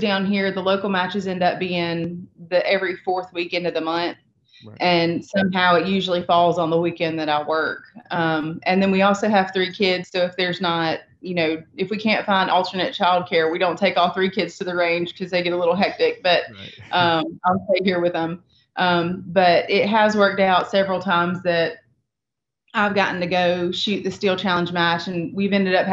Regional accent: the South, United States; growing up in the South

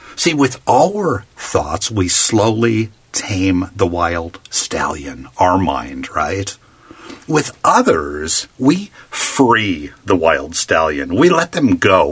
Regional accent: Palm Springs, California, United States; my hometown of Palm Springs, California

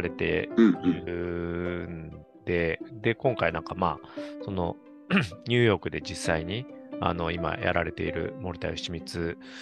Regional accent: Kansai, Japan; moved away; 関西にいて

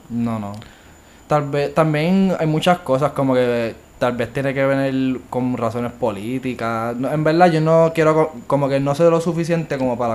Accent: Bayamón, Puerto Rico; also born or lived in Mayagüez; yo nací y pues me crié toda mi vida en Bayamón

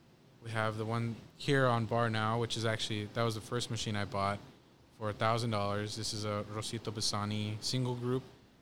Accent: Pico Rivera, California, United States; Personally, I grew up in the Pico Rivera Montebello area.

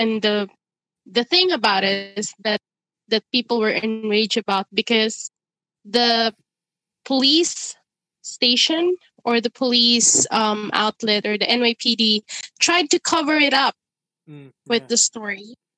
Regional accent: Ireland; It triggered so much emotion in me because I grew up in Ireland.

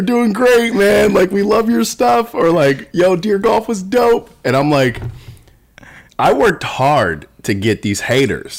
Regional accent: New Jersey, United States; born or raised there

